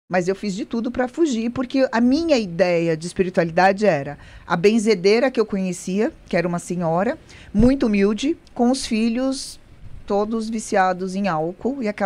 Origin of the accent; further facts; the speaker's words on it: São Paulo, Brazil; born there; nasci em São Paulo